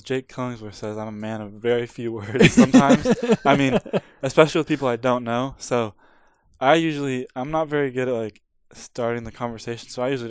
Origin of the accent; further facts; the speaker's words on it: Pacific Northwest, United States; Because I'm from the Pacific Northwest, Alaska is like my favorite airline.